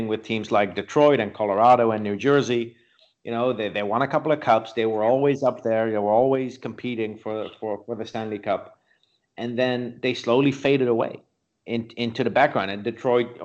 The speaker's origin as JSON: {"language": "English", "country": "Netherlands", "tie": "born or raised there", "said": "I grew up in the Netherlands."}